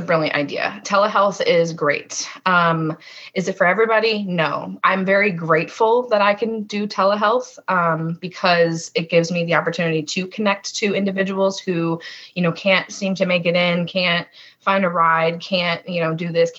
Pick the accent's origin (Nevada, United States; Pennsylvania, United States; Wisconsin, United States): Pennsylvania, United States; Erie; moved away as an adult; also born or lived in Ohio / Georgia / Oklahoma; now in Florida, United States; I'm originally from Erie, Pennsylvania. So I grew up there